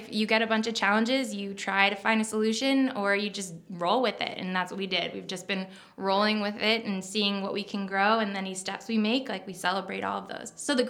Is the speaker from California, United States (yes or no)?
no; New York, United States; accent: Long Island; I was born and raised on Long Island. I don't have the accent, but I can bring it out